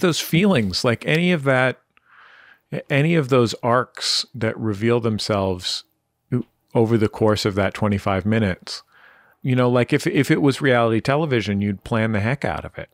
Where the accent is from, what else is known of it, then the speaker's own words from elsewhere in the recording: San Francisco, California, United States; where I grew up in San Francisco